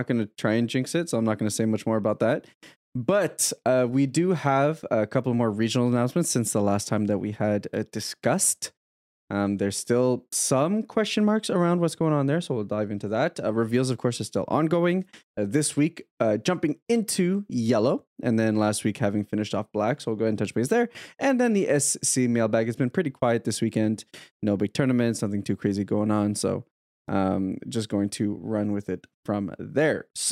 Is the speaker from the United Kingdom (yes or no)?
no; Canada; I'm Canadian